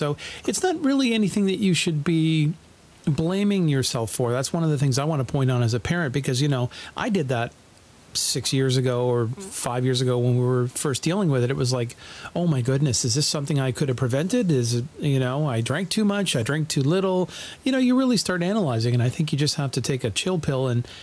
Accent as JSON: {"language": "English", "country": "Canada", "said": "part of being Canadian"}